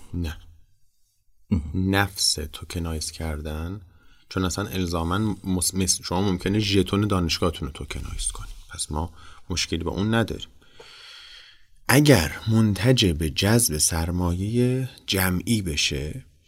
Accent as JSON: {"language": "Persian", "country": "Iran", "said": "به عنوان یک ایرانی"}